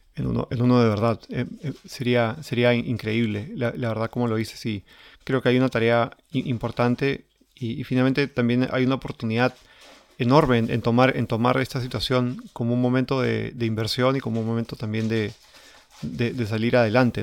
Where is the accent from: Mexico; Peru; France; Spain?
Peru; como peruanos